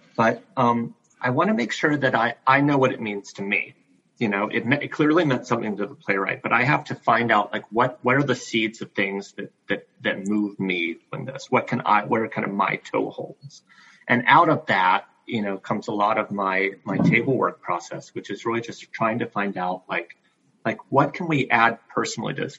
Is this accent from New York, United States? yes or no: no; Greenville, South Carolina, United States; now in Iowa City, United States; I grew up in Greenville, South Carolina